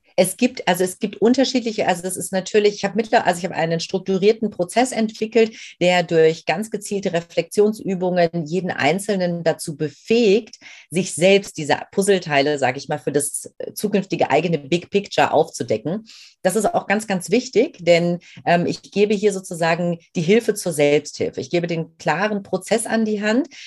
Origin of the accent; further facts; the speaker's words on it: Main-Kinzig-Kreis, Rhine-Main area, Hesse, Germany; ich bin ein Kind aus dem Rhein-Main-Gebiet, bin groß geworden in einem recht äh, ja, überschaubaren Örtchen, aber einem sehr, sehr schönen ähm, äh, im Main-Kinzig-Kreis